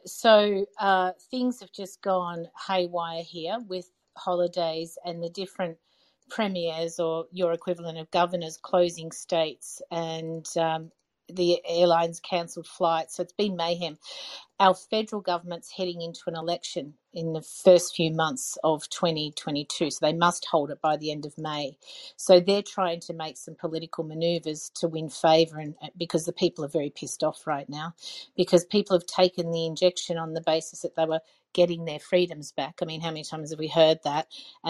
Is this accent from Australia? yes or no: yes; Australia; I'm from Australia.